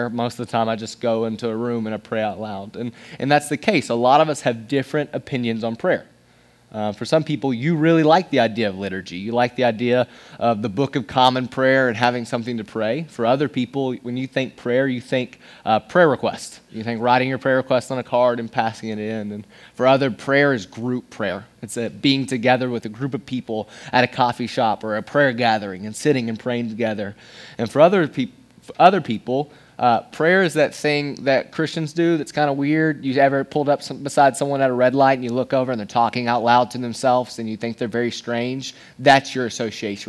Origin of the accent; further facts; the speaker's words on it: Johnson City, Tennessee, United States; moved away as an adult; also born or lived in Knoxville, Tennessee; now in Nashville, United States; I am from East Tennessee. I was born and raised. I was born in Knoxville, then moved in Johnson City, Tennessee.